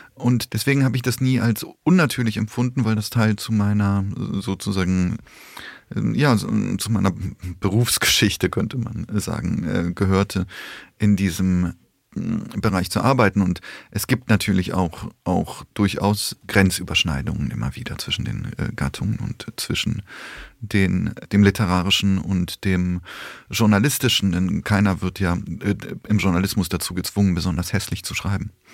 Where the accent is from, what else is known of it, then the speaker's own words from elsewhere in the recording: Koblenz, Rhineland-Palatinate, Germany; also born or lived in Poland / Bonn; Ich bin mit sechs Jahren nach Deutschland gekommen, ähm, mit meinen Eltern 1981 und seitdem lebe ich hier, bin im Rheinland aufgewachsen und in Koblenz am Rhein